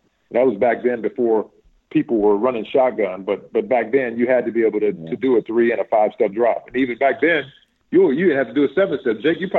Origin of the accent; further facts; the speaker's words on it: Martinsville, Virginia, United States; I grew up in a town that was predominantly dominated by basketball, man.